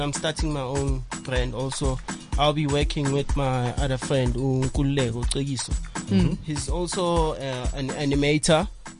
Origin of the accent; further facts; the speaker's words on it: Katlehong, Gauteng, South Africa; I'm from the East. Katlehong